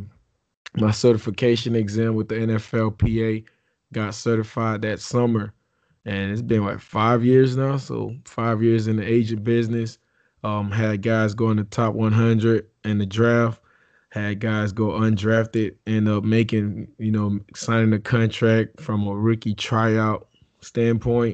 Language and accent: English; Belle Glade, Florida, United States; also born or lived in Haiti; I was born in Haiti, and we moved over, came down to South Florida and lived in Belgrade. So I'm from the muck.